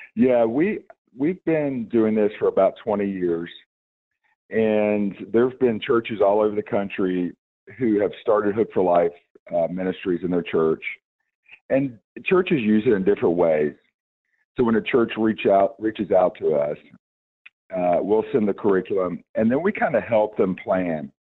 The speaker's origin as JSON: {"language": "English", "town": "Roanoke", "region": "Virginia", "country": "United States", "tie": "born or raised there", "also_born_or_lived": "Salem, Virginia", "said": "I am from a, uh, an area called Roanoke, Virginia"}